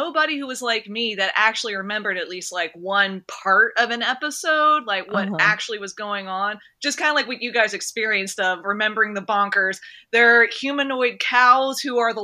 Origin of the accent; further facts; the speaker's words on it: Mechanicsville, Virginia, United States; I'm from Mechanicsville, Virginia. So East Coast, Atlantic, South, all that kind of stuff